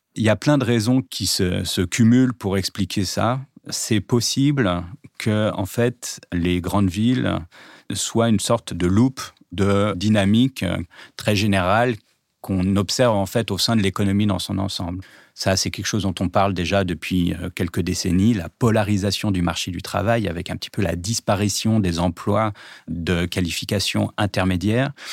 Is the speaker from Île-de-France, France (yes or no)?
yes; Nanterre, Île-de-France, France; j'ai grandi à Nanterre-Préfecture